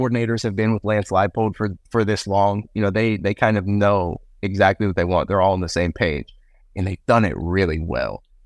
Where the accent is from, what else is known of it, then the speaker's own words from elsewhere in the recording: Kansas City, United States; I grew up in the Kansas City area